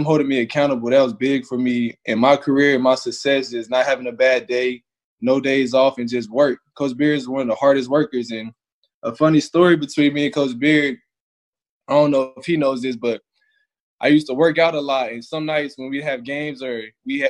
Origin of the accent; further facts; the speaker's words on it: Lubbock, Texas, United States; I'm from Lubbock.